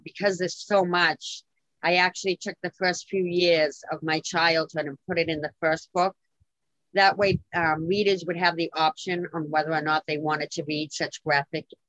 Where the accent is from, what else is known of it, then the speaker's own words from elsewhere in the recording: Lowell, Massachusetts, United States; in my hometown